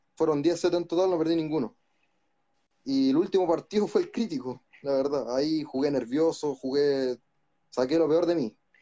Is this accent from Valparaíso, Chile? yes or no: no; Santiago, Santiago Metropolitan Region, Chile; soy de acá de Santiago de Chile